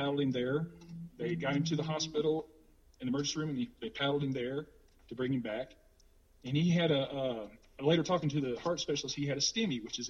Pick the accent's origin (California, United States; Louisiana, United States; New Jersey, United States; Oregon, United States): Louisiana, United States; I was from the South. I'm from Louisiana, from the South of the United States